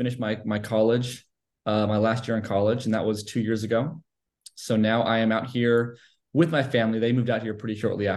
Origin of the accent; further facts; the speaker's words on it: Los Angeles, California, United States; moved away as an adult; now in Texas, United States; I was born in Los Angeles, California